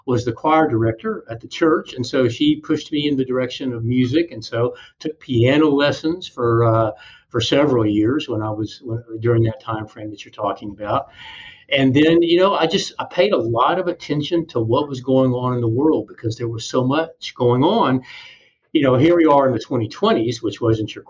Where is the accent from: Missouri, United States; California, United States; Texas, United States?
Texas, United States; San Antonio; also born or lived in France; now in Houston, United States; I grew up in San Antonio. So I'm a San Antonio boy, San Antonio native.